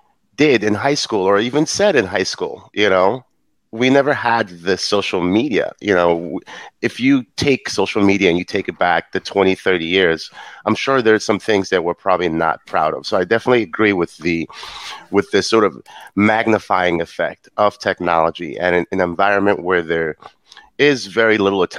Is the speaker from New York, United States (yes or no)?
yes; New York, United States; being of African descent, I'm a Nigerian from New York